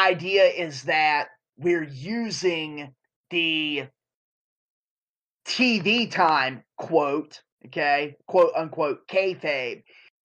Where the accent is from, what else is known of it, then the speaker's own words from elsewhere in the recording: Eastern North Carolina, United States; I'm from Eastern North Carolina